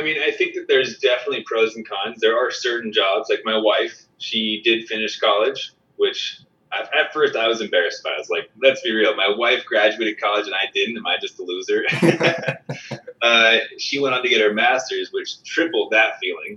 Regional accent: San Diego, California, United States; I grew up in San Diego, so I grew up outdoors a lot

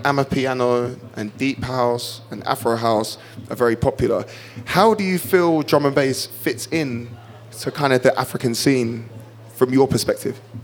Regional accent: United Kingdom; I'm half Kenyan but was born and raised in the United Kingdom and I'm very proud of being from the UK.

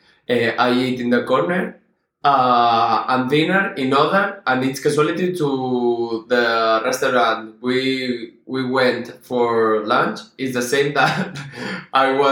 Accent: Barcelona, Catalonia, Spain; I'm from Barcelona, Spain

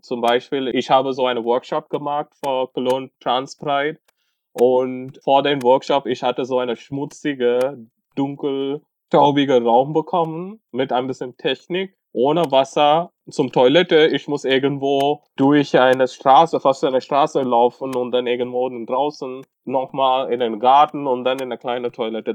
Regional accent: Tamil Nadu, India; German is a second language; now in Germany; ursprünglich, ich bin aus Tamil Nadu.

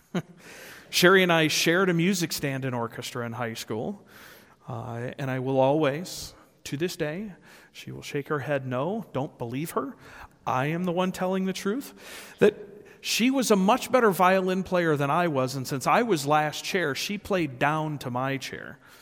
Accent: Rockford, Illinois, United States; I was born and raised in Rockford, Illinois

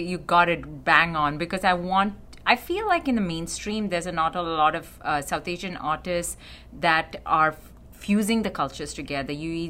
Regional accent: Canada; I'm a Canadian-Canadian.

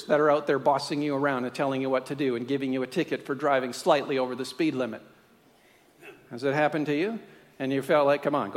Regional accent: Canada; now in Australia; I live here under the power of the Australian Constitution, but I'm a Canadian.

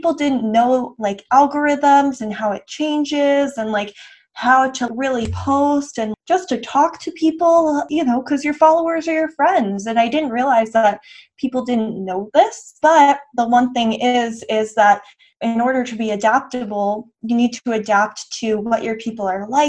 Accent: West Chester, Pennsylvania, United States; moved away as an adult; also born or lived in North Carolina; now in Dallas, United States; Originally, I'm from Westchester, Pennsylvania, which is about 30 minutes outside of Philly

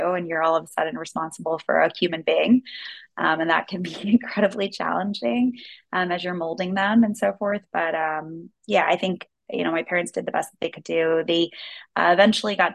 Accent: Washington, District of Columbia, United States; also born or lived in Maryland; Um, well, I was born in Washington, D.C., so I'm a very proud D.C. native. Uh, we moved outside of D.C. once my brother was uh, walking and moving

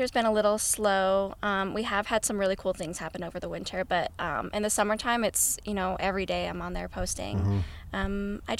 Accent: Portland, Oregon, United States; now in Ogden, United States; I need to be back with my family in the Northwest. As you guys know, I'm from Portland.

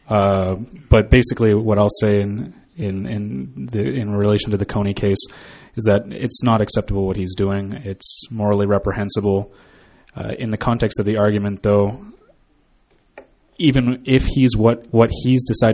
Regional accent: Calgary, Alberta, Canada; I was raised in Calgary

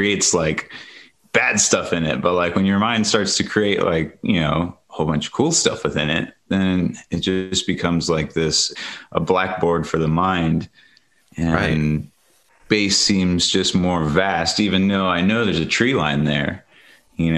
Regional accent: Ohio, United States; now in Colorado, United States; I grew up in Ohio

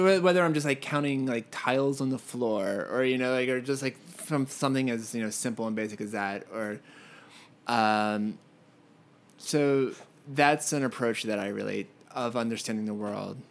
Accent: Pennsylvania, United States; moved away as an adult; also born or lived in Philadelphia / Connecticut; now in Los Angeles, United States; I am from Pennsylvania and I went to school in Philadelphia

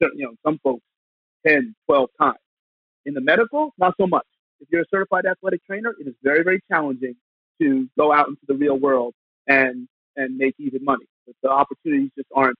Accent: New York area, New Jersey, United States; I come from New Jersey, New York area.

